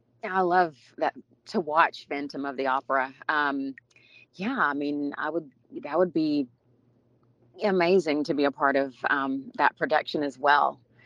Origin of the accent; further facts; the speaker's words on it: Arkansas, United States; What I enjoy most, just community, having my, you know, my family, most of my family was there and is there in Arkansas.